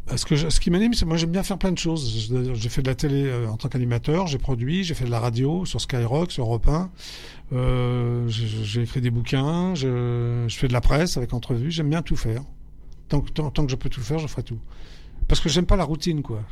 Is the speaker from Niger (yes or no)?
no; Paris, Île-de-France, France; j'ai grandi, je suis né à Paris, donc j'ai grandi à Paris 11e, avenue Parmentier.